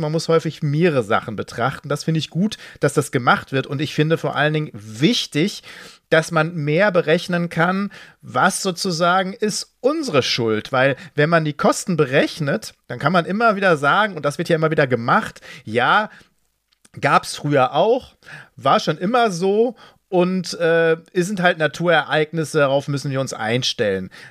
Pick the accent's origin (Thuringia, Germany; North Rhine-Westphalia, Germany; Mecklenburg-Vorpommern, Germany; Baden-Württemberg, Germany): North Rhine-Westphalia, Germany; Ruhr area; ich komme aus dem Ruhrgebiet